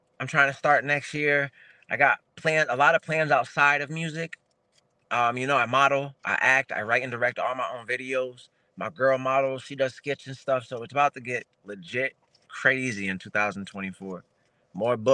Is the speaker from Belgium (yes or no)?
no; Springfield, Massachusetts, United States; I'm from Springfield, Mass. My city ain't big. Not a lot of us make it out of here.